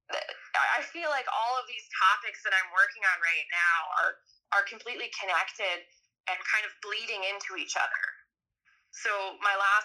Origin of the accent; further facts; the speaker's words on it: Saskatchewan, Canada; I'm from Saskatchewan. I was born in a small town